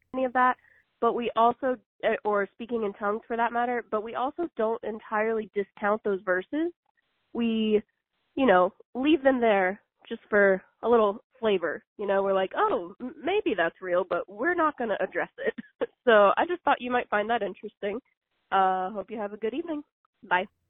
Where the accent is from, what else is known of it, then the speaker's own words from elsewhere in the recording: Virginia, United States; moved away; I'm originally from Virginia